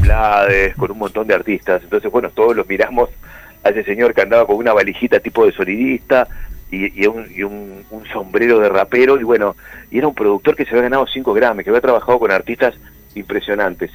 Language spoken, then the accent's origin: Spanish; Uruguay; solo porque sos uruguayo